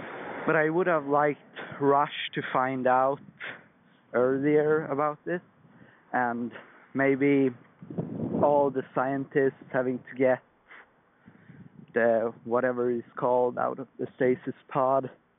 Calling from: Sweden; I'm calling from Sweden

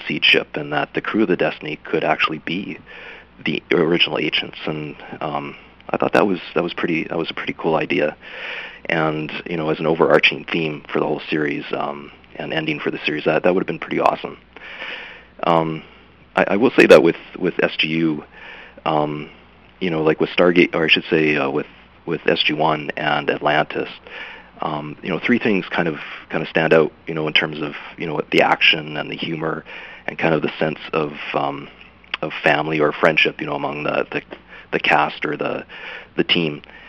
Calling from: Vancouver, British Columbia, Canada; I'm calling from Vancouver, BC.

